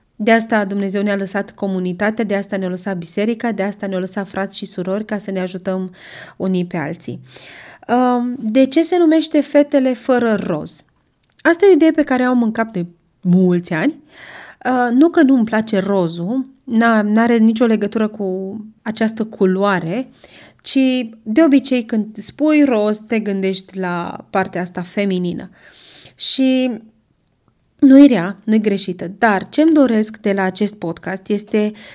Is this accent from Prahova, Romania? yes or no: no; Brașov, Brașov County, Romania; sunt din Brașov, am crescut în Brașov, încă locuiesc în Brașov